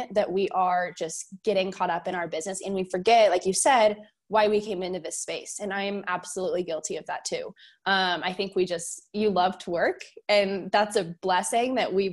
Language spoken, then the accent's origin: English; Fort Worth, Texas, United States; I am from Fort Worth, Texas